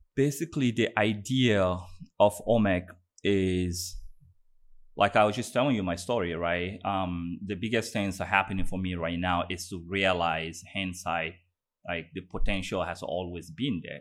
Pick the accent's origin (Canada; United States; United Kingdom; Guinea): Guinea; I was born in Guinea, um, in, in West Africa, um, Guinea Conakry.